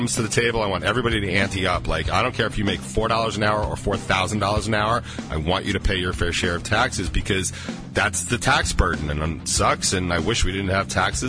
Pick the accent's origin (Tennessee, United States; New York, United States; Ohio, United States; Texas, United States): New York, United States; I'm from New York. So accents are flying